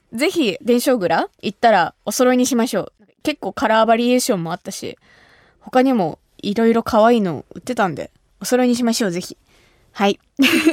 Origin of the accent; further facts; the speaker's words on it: Kumamoto, Japan; 私が生まれ育った熊本